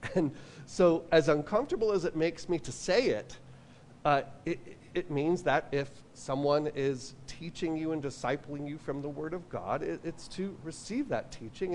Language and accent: English; New York, United States; I'm from New York